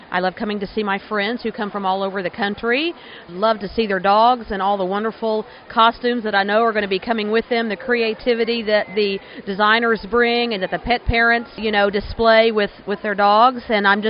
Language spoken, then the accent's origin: English; Texas, United States; not only in Mexico and my home state of Texas